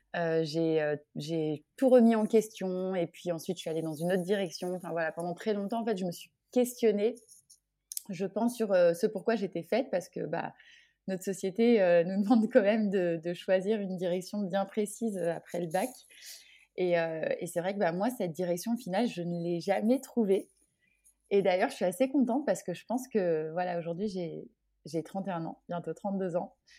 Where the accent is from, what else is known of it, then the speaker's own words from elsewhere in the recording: Orléans, Centre-Val de Loire, France; moved away as an adult; now in Guadeloupe, France; je suis originaire d'Orléans et depuis toute petite